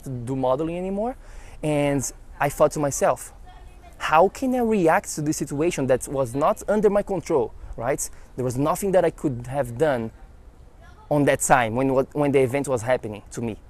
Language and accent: English; Florianópolis, Santa Catarina, Brazil; now in United States; I was in Brazil, I was in my hometown, Florianópolis